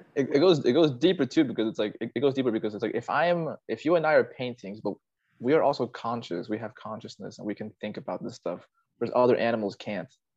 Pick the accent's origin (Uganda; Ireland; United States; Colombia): United States; Fairfax County, Northern Virginia; also born or lived in South America; my hometown is uh, yeah, it's more left left wing